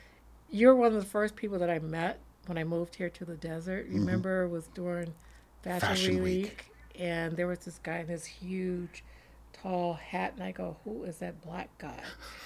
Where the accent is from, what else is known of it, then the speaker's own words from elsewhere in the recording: Gary, Indiana, United States; moved away; I grew up in a little town outside of Chicago, Gary, Indiana.